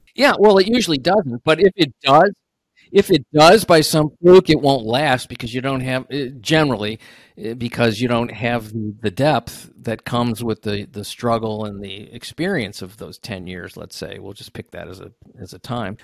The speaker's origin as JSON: {"language": "English", "region": "Ohio", "country": "United States", "tie": "born or raised there", "said": "I grew up in Ohio"}